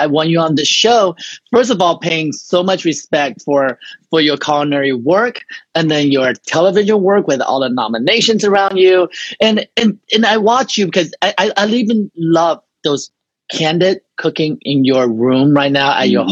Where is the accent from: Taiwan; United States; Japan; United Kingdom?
Taiwan; English is a second language; moved away; I'm from Taiwan